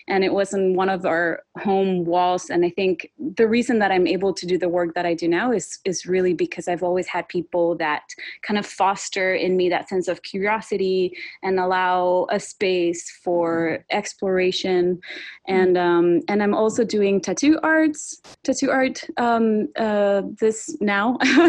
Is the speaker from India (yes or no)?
no; Sonora, Mexico; moved away as an adult; also born or lived in Montreal; now in Oregon, United States; But I am originally from Mexico, Sonora, which is the northern state bordering with Arizona.